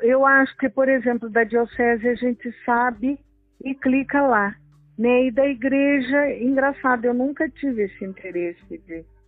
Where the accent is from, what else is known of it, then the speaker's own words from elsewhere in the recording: Tremembé, São Paulo, Brazil; eu sou de Tremembé